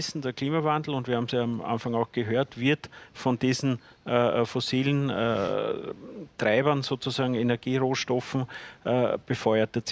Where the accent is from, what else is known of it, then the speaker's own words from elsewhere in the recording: Lower Austria, Austria; In Zwentendorf, ich komme aus Niederösterreich, haben wir nach wie vor ein atomares Bruno Kreisky Gedächtnisstätte für ein Atomkraftwerk.